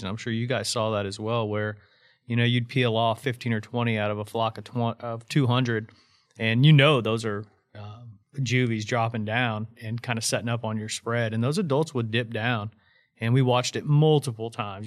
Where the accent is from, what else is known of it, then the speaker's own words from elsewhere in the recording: Indiana, United States; moved away as an adult; also born or lived in Arkansas; growing up in Indiana my whole life